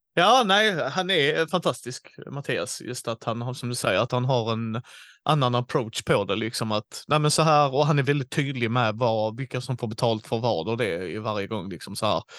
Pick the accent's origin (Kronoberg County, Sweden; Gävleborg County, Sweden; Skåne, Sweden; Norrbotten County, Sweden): Skåne, Sweden; Helsingborg; born or raised there